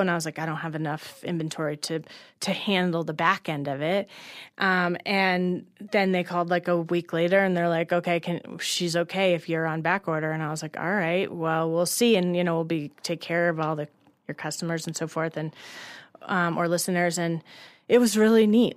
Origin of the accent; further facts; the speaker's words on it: Colorado, United States; also born or lived in Los Angeles / New York; I'm originally from Colorado